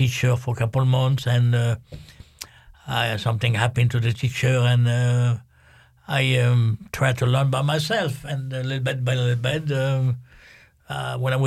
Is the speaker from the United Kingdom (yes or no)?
no; Algiers, Algiers Province, Algeria; English is a second language; also born or lived in France; now in United States; I was born in Algeria. The town is Algiers and North Africa